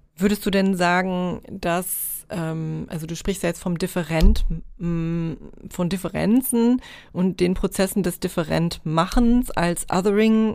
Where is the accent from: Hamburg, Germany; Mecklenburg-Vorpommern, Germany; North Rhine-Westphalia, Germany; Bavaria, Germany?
North Rhine-Westphalia, Germany; moved away as an adult; now in East Frisia, Germany; als äh, irgendwie privilegierte deutsche äh, Nordrhein-Westfalen